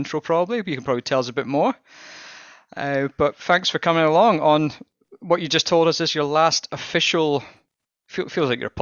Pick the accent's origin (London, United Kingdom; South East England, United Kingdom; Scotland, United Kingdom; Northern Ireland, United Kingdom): Scotland, United Kingdom; I'm Scottish